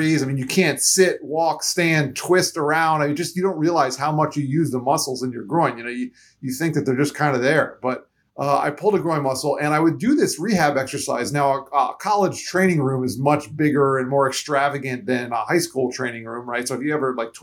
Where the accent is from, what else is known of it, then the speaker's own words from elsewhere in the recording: Florida, United States; also born or lived in New York; moved to Florida when I was only three. And so I really feel like I'm a Floridian at heart, even though I was born in New York